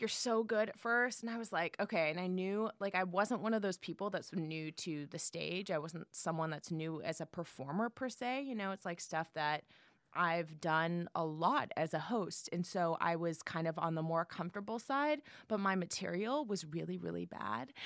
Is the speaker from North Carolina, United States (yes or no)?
no; San Jose, California, United States; moved away; I'm from the Bay Area, San Jose